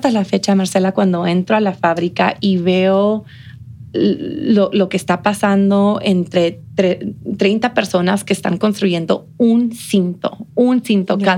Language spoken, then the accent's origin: Spanish; Mexico; now in El Paso, United States; de cómo nos presentamos nosotros como mexicanos.